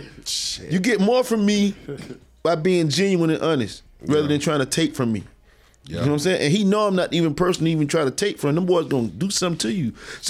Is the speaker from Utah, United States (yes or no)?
no; Bainbridge, Georgia, United States; I'm from Bainbridge.